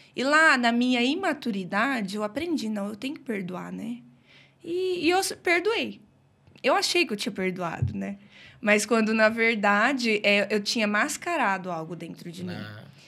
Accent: Brodowski, São Paulo, Brazil; sou de Brodowski mesmo, né? Nasci aqui

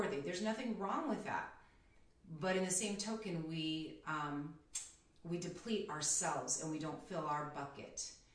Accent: Philippines; I'm Filipino, so it's called Filipino time

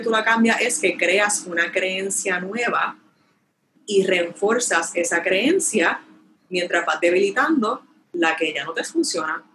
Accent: Puerto Rico; moved away; el boricua, yo extraño mi tierra

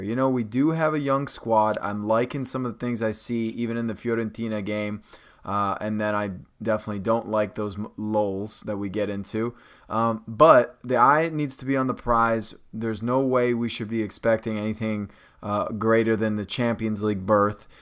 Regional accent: Rockville, Maryland, United States; also born or lived in Potomac, Maryland; I'm from Rockville, Potomac

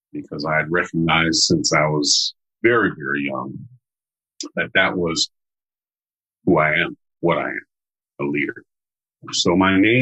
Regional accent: United States; I am an American of African descent

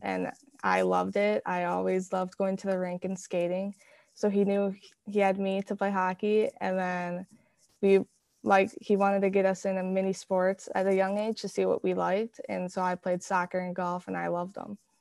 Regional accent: Hastings, Minnesota, United States; also born or lived in Woodbury; I was born in Woodbury. I've always lived in Hastings

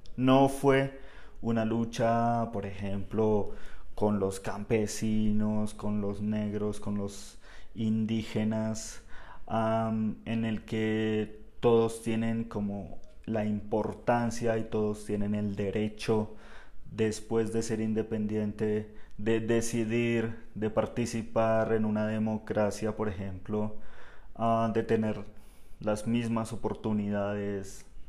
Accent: Bogotá, Colombia; en Bogotá hablamos un español un poco más estándar, más general

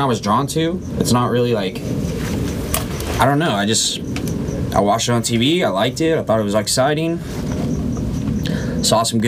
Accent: Huntington Beach, California, United States; NJB, Huntington Beach South. That was definitely mine growing up

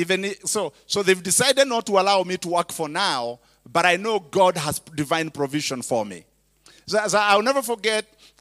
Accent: Kenya; English is a second language; moved away as an adult; now in United States; I was a preacher from Kenya

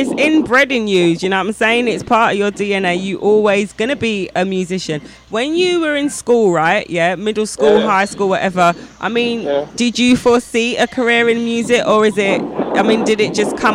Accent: England, United Kingdom; I'm obviously English

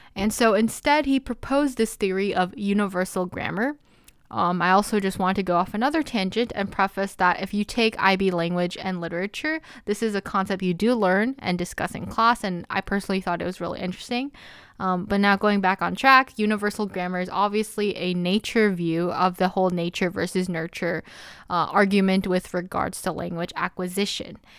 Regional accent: United States; I'm Korean American and I grew up speaking Korean as a Korean American

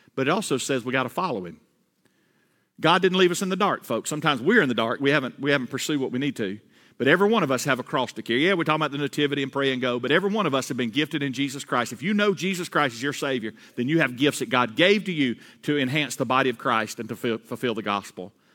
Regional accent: Georgia, United States; I, I grew up in Georgia, all right? I'm a Georgia boy.

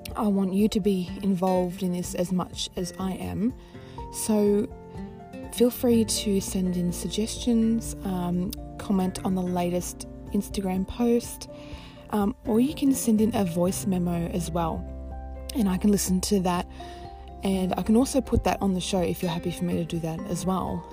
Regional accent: Australia; I am Australian. I live in Melbourne

